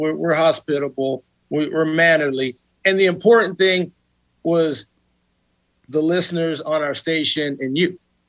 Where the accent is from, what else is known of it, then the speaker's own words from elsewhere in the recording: El Paso, Texas, United States; My hometown on the planet is El Paso, Texas. I can live anywhere in the world, but my hometown is El Paso.